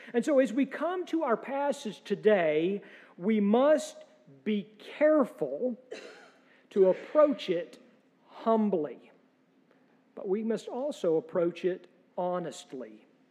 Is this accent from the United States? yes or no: yes; United States; as American Presbyterians